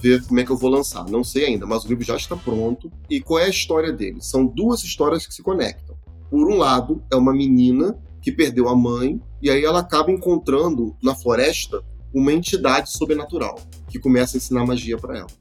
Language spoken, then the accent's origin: Portuguese; Rio de Janeiro, Brazil; nós que somos do Rio de Janeiro